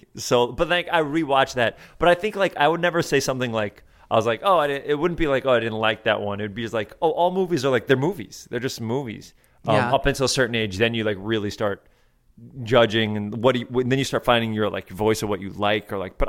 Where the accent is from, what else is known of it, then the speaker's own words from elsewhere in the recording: Bronx, New York, United States; also born or lived in Westchester; Like I grew up in Riverdale, which is the North Bronx. And then we moved to Westchester, which is the suburbs.